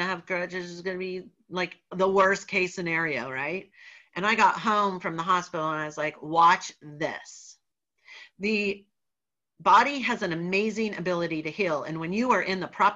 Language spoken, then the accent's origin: English; Athens, Georgia, United States; now in upstate New York, United States; I'm originally from Athens, Georgia